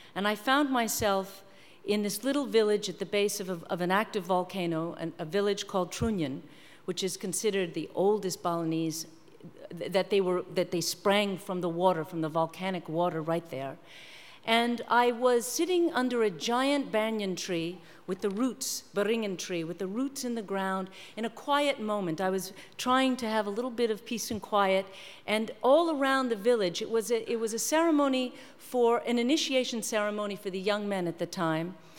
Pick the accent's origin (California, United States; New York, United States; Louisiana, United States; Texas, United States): New York, United States; I'm from New York